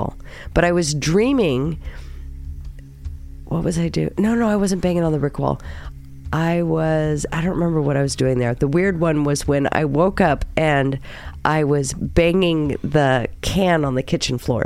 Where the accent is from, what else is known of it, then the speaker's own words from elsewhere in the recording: California, United States; moved away; I lived in California for many, many, many, many years. It is my home state.